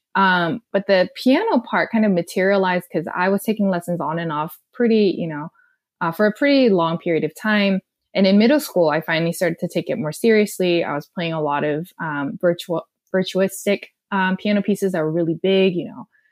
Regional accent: South Korea; English is a second language; moved away as an adult; also born or lived in Austin, Texas / Delaware; now in Los Angeles, United States; I was born and raised in South Korea

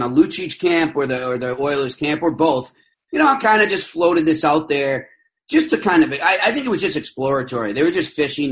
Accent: Boston, Massachusetts, United States; I'm 43. I grew up in Boston

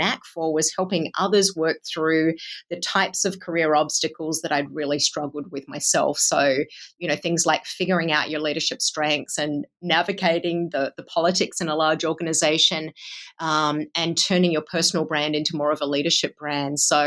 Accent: Australia; accent: Australian-Iowan; also born or lived in Bay Area, California; now in Cedar Rapids, United States; I grew up in Australia and then lived in California in the Bay Area for about a decade and then relocated to Cedar Rapids in Iowa with my husband's career

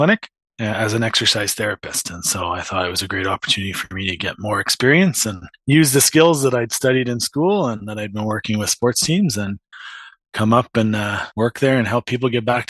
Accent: Edson, Alberta, Canada; also born or lived in Toronto / Grande Prairie; now in Wetaskiwin, Canada; When I was four, my dad took a job out west, so we ended up in Alberta. I grew up most of my youth years in Edson, Alberta, so not super far from the Peace Country, but same type of country.

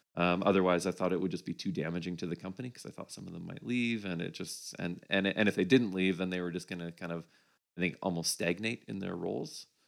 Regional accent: Winnipeg, Manitoba, Canada; moved away as an adult; a partner and I moved from Winnipeg, which is where uh, I grew up

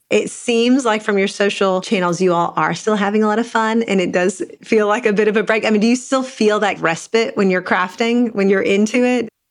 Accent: Eastern Kentucky, United States; I grew up in Eastern Kentucky in a really small town

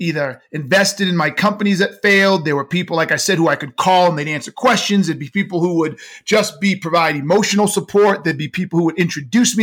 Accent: United States; I was born in the United States

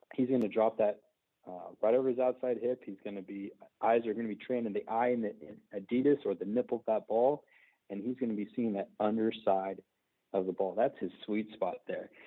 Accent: Fresno, California, United States; I walked on at uh, Fresno City College here in California, my hometown

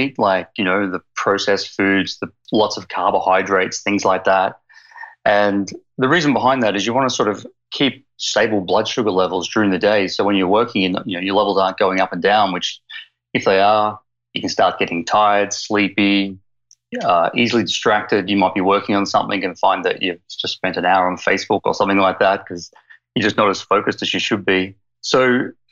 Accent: Melbourne, Victoria, Australia; accent: Aussie; moved away as an adult; also born or lived in Queensland, Australia; now in Victoria, Canada; I grew up in Melbourne, Australia, in Queensland, and I've only been over here for 3 years, so I've kept the Aussie accent

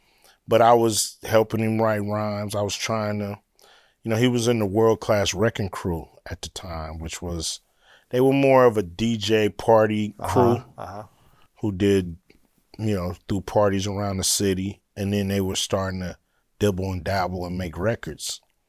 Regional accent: Los Angeles, California, United States; I'm from LA. They from Compton. Uh-huh. I'm from South Central.

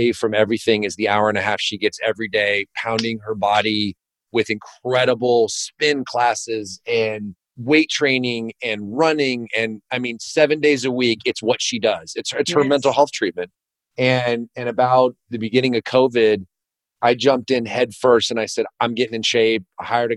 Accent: California, United States; now in Virginia, United States; my hometown in California

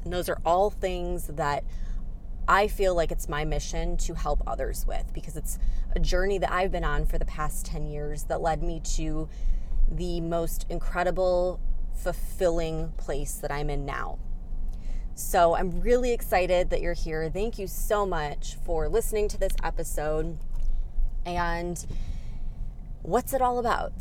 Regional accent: Chicago, Illinois, United States; moved away as an adult; I came from the Chicago area, so I'm more of a city girl.

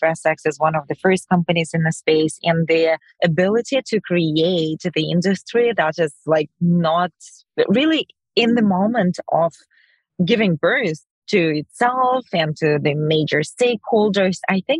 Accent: Ukraine; moved away; we're both Ukrainian. You probably know that we're coming from Ukraine

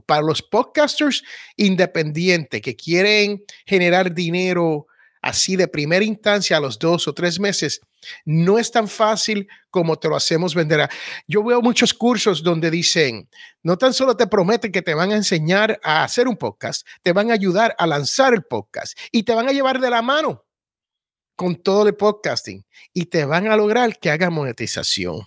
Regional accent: Puerto Rico

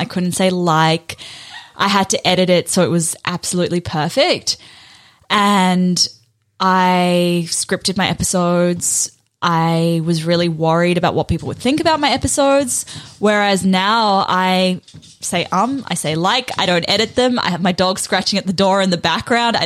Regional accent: New Zealand; also born or lived in South Africa; when I was 8, we moved from South Africa to New Zealand. So I went from having like a close group of friends who I'd literally grown up with to being the kid who spoke funny in a new school

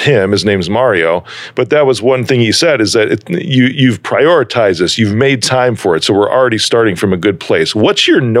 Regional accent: Chicago, Illinois, United States; My family, though, dude, I mean, born and raised in Chicago.

